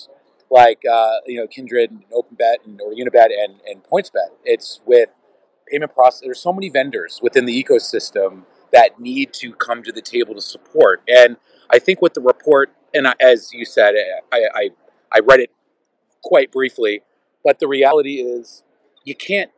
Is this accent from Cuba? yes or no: no; Canada; we're Canadian. We're not just Ontarians